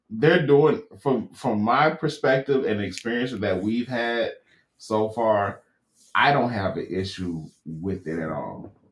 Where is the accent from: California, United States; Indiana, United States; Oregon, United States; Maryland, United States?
California, United States; I grew up in California.